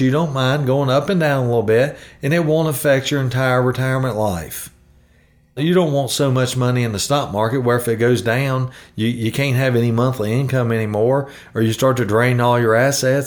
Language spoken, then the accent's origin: English; the South, United States; I, I'm from the South. We say ain't